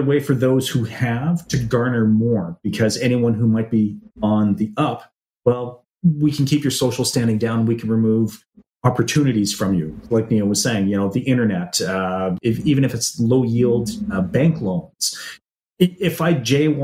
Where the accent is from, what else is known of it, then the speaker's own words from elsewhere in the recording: Canada; As a Canadian